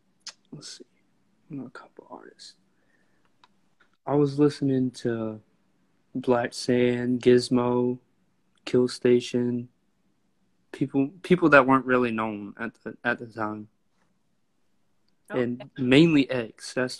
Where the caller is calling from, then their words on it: Waycross, Georgia, United States; I'm coming live from Waycross, Georgia.